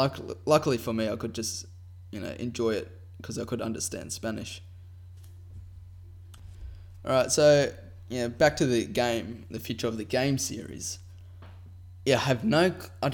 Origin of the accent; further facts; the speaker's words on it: Australia; I'm Australian